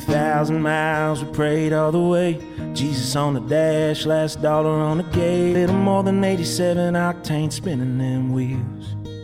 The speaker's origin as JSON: {"language": "English", "town": "Duvall", "region": "Washington", "country": "United States", "moved": "as an adult", "lives_now": "Nashville, United States", "said": "I'm from Duval, Washington. And we moved to Nashville 10 years ago."}